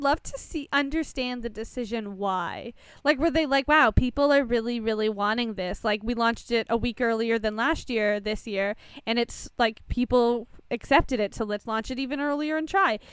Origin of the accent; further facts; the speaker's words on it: Canada; I'm Canadian